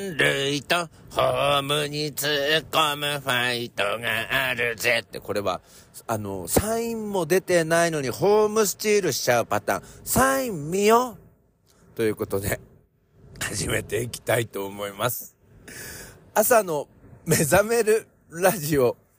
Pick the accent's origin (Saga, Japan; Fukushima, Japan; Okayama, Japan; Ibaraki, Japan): Ibaraki, Japan; accent: Ibaraki dialect; 構わねべっていうのは大丈夫でしょうっていう、まあ、茨城県の訛り